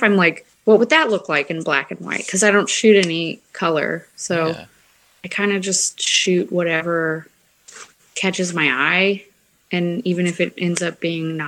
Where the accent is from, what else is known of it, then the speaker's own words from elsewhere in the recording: Midwest, United States; I grew up in the Midwest